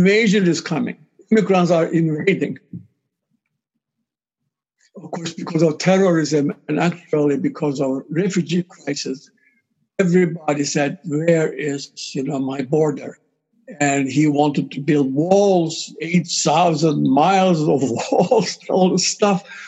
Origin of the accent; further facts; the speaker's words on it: Cyprus; I'm from Cyprus